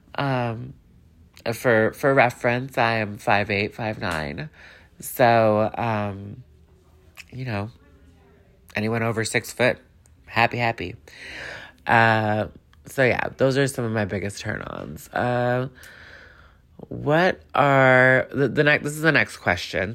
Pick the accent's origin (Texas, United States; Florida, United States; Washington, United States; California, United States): California, United States; Los Angeles; I'm from Los Angeles